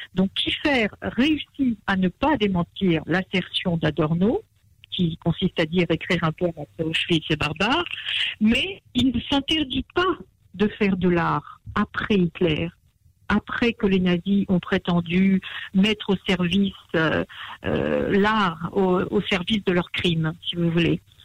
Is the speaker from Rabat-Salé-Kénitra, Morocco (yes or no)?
no; Marrakesh, Marrakesh-Safi, Morocco; je suis née à Marrakech.